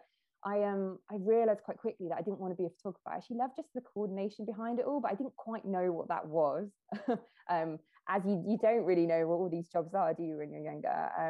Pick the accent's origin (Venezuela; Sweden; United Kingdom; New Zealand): United Kingdom; Midlands; moved away as an adult; also born or lived in London; I grew up in the Midlands, actually